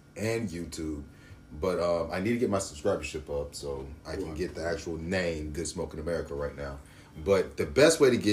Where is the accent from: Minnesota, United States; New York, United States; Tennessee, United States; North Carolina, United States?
Tennessee, United States; Memphis; now in Seattle, United States; I'm actually from Memphis, Tennessee